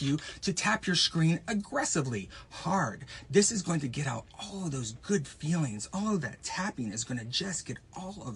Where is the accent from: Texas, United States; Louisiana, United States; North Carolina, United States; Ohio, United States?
Texas, United States; when I grew up in Texas